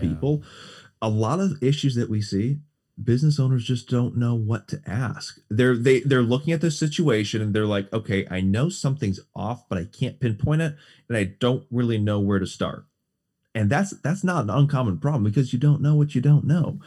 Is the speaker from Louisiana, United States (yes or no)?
no; West Bend, Wisconsin, United States; moved away; also born or lived in Mequon; Born and raised in Southeast Wisconsin, West Bend, and Mequon